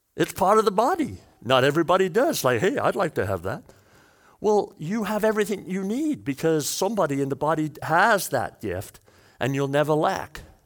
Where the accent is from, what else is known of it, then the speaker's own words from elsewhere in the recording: Wales, United Kingdom; I'm Welsh